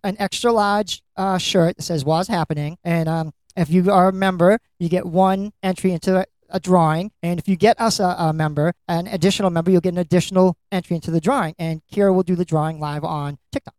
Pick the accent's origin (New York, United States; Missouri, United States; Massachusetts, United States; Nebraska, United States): Massachusetts, United States; Lynn; you're my hometown it's where i'm from